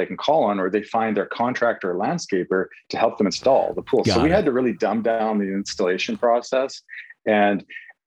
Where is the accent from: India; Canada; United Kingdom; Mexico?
Canada